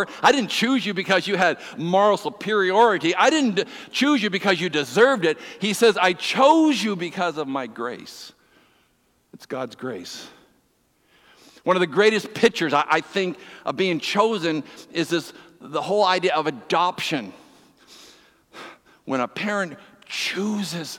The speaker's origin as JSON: {"language": "English", "area": "East Coast", "region": "Atlantic Canada", "country": "Canada", "moved": "yes", "lives_now": "Ontario, Canada", "said": "I'm from the East Coast"}